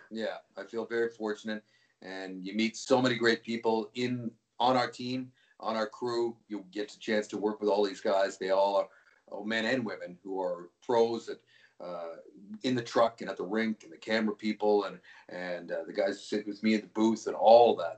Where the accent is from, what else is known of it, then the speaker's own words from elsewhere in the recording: Vancouver, British Columbia, Canada; moved away as an adult; also born or lived in Toronto; I grew up in Vancouver